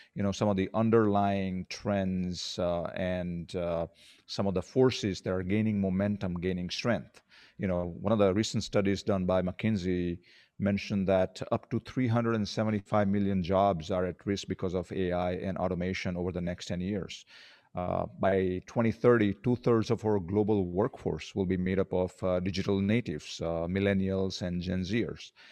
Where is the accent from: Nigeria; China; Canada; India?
India; also born or lived in Colorado, United States / Arizona, United States; now in Philippines; I grew up in India